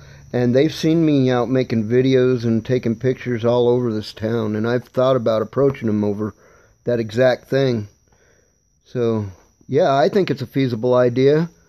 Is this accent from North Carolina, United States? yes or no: no; Arizona, United States; here in my hometown out in the desert